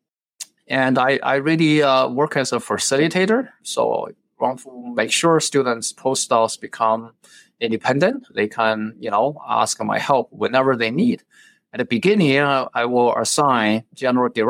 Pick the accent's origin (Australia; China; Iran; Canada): China; now in United States; I was born in China. When I was young, I was in a strange environment. It was really it's a place with a lot of highly educated individuals when I grew up